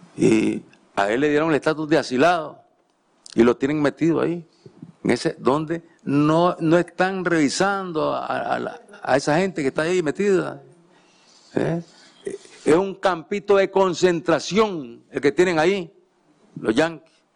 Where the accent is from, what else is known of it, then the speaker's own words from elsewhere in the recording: La Libertad, Chontales, Nicaragua; yo nací en La Libertad, Chontales